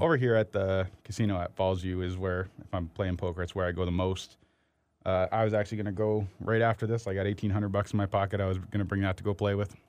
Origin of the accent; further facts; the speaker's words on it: Windsor, Ontario, Canada; I grew up in Windsor